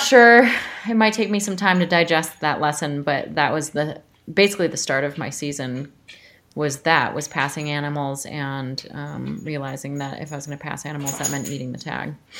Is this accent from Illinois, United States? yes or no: yes; suburbs of Chicago, Illinois, United States; moved away as an adult; also born or lived in New York / San Francisco; now in Montana, United States; I'm from Illinois, like I mentioned. I grew up, uh, sort of the suburbs of Chicago